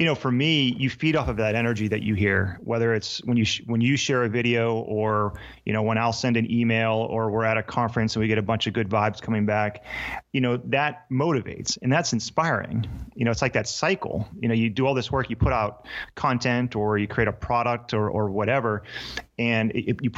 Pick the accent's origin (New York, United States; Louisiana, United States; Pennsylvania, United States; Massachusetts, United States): Pennsylvania, United States; Pittsburgh; I was born in Pittsburgh